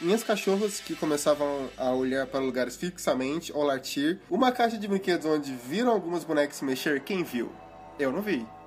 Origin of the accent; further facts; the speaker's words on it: Minas Gerais, Brazil; eu também sou de Minas